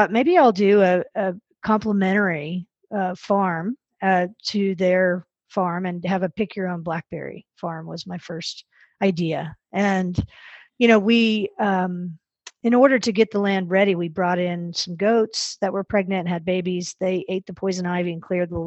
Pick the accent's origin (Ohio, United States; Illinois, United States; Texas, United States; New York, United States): Texas, United States; Dallas; I grew up in Dallas